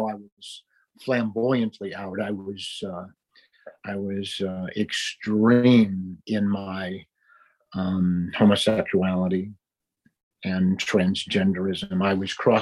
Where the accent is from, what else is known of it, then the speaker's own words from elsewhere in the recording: Cleveland, Ohio, United States; now in Dallas-Fort Worth, United States; I was raised in Cleveland, Ohio